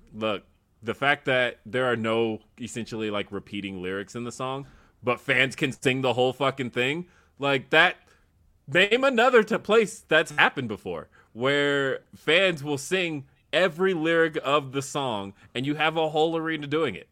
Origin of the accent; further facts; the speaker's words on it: Southern California, United States; now in Colorado, United States; I am originally from California, specifically Southern California